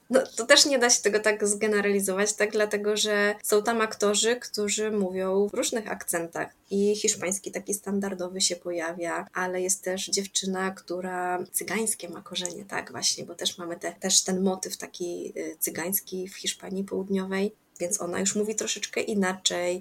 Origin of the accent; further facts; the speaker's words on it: Podkarpacie, Subcarpathian Voivodeship, Poland; ja jestem z Podkarpacia i na pewno mówię jakoś inaczej niż ktoś, kto jest y, z Mazowsza